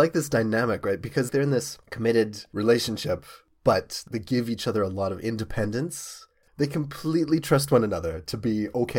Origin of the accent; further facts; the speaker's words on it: Vancouver, British Columbia, Canada; moved away; Reboot was made in my hometown. I'm from Vancouver originally. And it was just so awesome to have this show being made where I was growing up